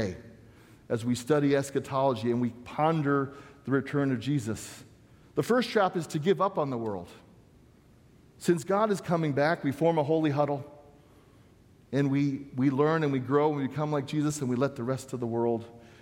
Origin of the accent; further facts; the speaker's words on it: Southern California, United States; the church I grew up in Southern California